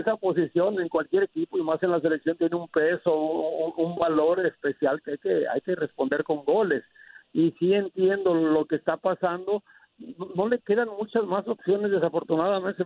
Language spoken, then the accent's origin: Spanish; Mexico; Hablo como mexicano